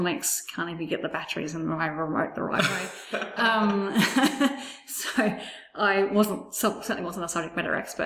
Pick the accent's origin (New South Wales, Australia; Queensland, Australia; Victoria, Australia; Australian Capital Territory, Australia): New South Wales, Australia; Penrith; also born or lived in Bankstown, Australia; now in Brisbane, Australia; I was born in Bankstown, grew up in Penrith